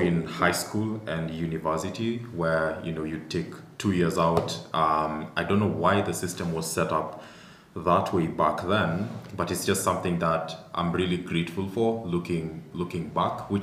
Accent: Eldoret, Uasin Gishu County, Kenya; I grew up in Eldoret

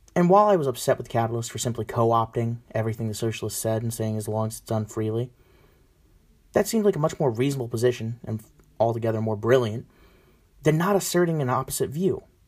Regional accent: United States; I'm a nationalist. I believe in the collective of America

